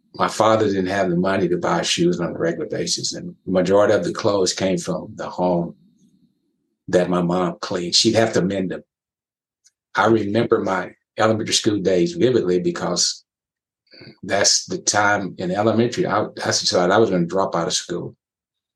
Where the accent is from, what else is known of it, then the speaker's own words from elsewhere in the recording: West Texas, United States; that small community I grew up in West Texas